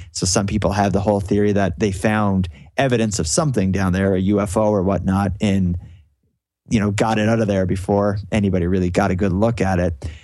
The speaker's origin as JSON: {"language": "English", "town": "Sydney", "region": "Nova Scotia", "country": "Canada", "said": "I'm from Sydney, which is like the biggest city in Cape Breton"}